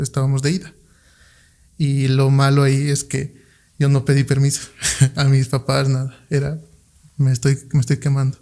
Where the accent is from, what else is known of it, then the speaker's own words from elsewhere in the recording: Potosí, Bolivia; moved away; Yo en Potosí, yo soy de Potosí